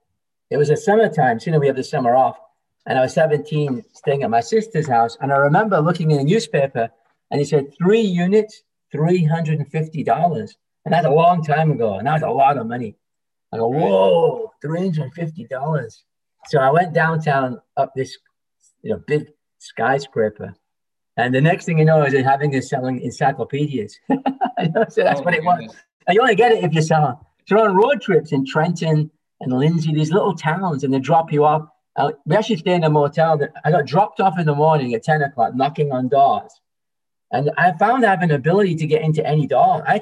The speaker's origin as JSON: {"language": "English", "region": "England", "country": "United Kingdom", "moved": "yes", "lives_now": "Toronto, Canada", "said": "I'm from England originally."}